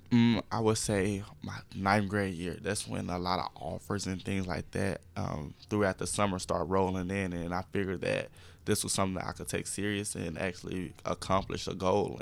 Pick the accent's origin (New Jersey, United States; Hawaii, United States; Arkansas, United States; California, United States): Arkansas, United States; Jacksonville; being from Jacksonville, um, knowing everyone and just knowing that the community is behind me.